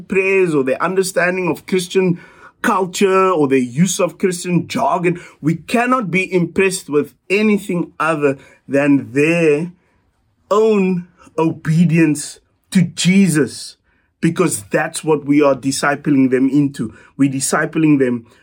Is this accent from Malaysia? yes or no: no; South Africa; us as South African disciples